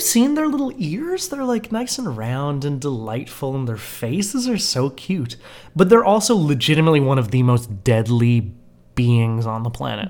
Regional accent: Canada; we as good Canadian

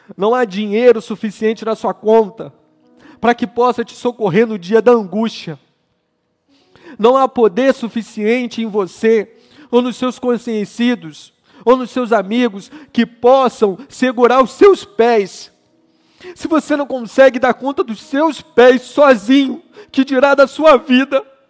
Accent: Rio de Janeiro, Brazil; Eu não sou mais carioca

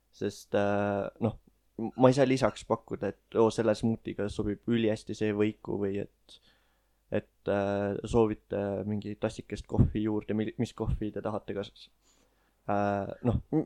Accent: Elva, Tartu County, Estonia; ma käisin iga suvi Tallinnas vanaema juures, ma elasin Elvas

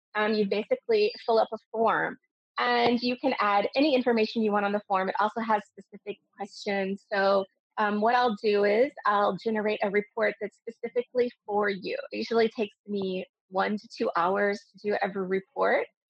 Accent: United States; moved away as an adult; now in Dubai, United Arab Emirates; I'm originally American and I've been living in Dubai for 20 years

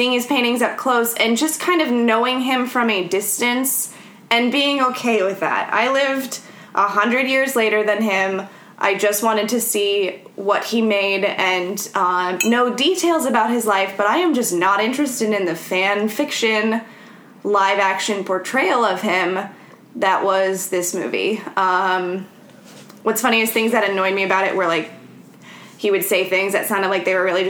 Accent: California, United States; I'm American, so I'm going to say Van Gogh and not Van Gogh. sorry, not sorry. I'm from California.

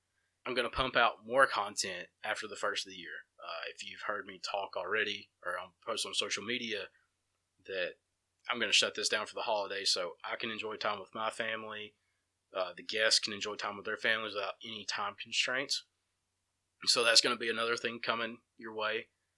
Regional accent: Empire, Alabama, United States; Shane grew up in Sipsey. I grew up in Empire. So we have, I mean, I have 12, 13 years of stories to tell you from my time in Empire.

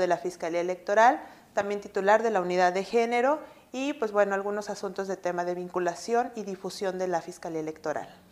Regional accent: Mexico City, Mexico; moved away as an adult; now in Monterrey, Mexico; soy originaria de la Ciudad de México

